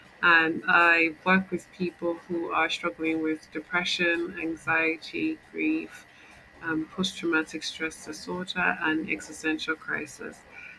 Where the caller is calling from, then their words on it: Lagos, Nigeria; Lagos, Nigeria.